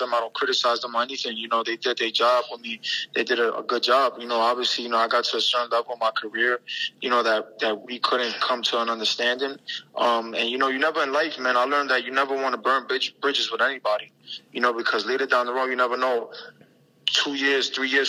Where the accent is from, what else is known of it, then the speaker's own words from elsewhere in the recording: New York City, New York, United States; my hometown at the Garden.